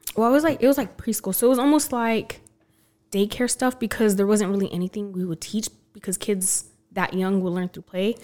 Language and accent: English; Belen, New Mexico, United States; also born or lived in Los Lunas, New Mexico / Albuquerque, New Mexico; now in Texas, United States; I mainly grew up in Belen, though, and then I moved to Las Lunas.